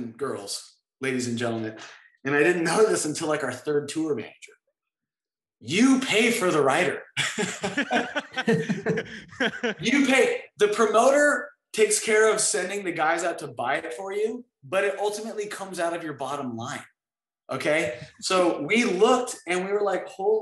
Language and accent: English; Southern California, United States; I grew up in Southern California